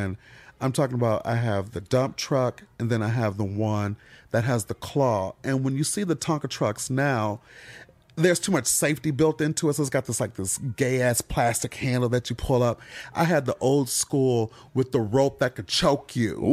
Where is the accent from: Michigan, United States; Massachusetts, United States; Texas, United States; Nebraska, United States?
Michigan, United States; moved away; I'm from Michigan.